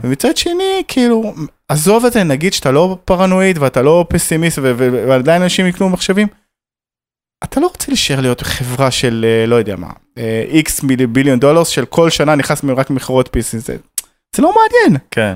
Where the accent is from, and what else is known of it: Israel